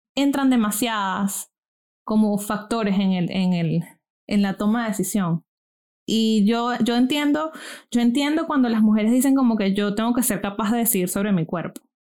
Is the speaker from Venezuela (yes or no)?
yes; Venezuela; now in United States; colegio en Venezuela y vengo de clase media viviendo en los Estados Unidos.